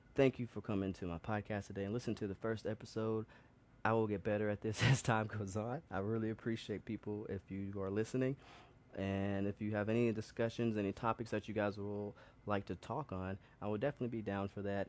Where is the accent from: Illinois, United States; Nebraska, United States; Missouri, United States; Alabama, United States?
Alabama, United States; Birmingham; moved away as an adult; also born or lived in New York; I come from Birmingham, Alabama